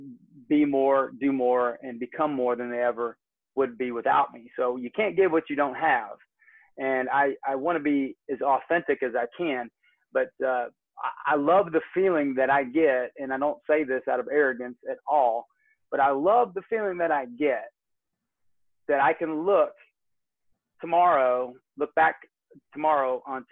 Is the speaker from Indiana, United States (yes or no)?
yes; Michigan City, Indiana, United States; born there; now in Georgia, United States; And sometimes it's like climbing a sand dune in Northwest Indiana. I was born in Michigan City.